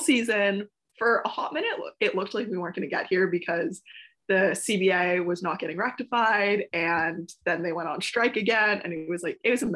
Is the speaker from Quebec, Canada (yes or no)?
yes; Montreal, Quebec, Canada; this is my hometown team